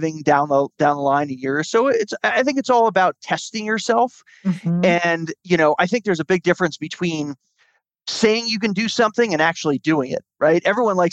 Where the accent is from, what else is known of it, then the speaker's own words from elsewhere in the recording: New Jersey, United States; moved away as an adult; I was born and raised in New Jersey, lived there until I was about 26